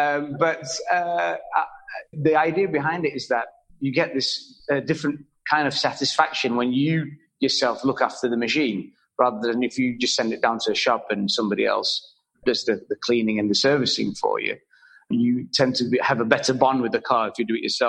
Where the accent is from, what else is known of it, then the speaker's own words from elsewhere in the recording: Malaysia; also born or lived in Europe; when I came back to Malaysia from Europe many years back